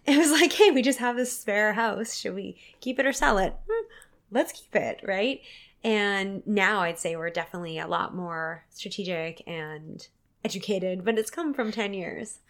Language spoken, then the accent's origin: English; Port Alberni, British Columbia, Canada; my hometown of Port Auvergne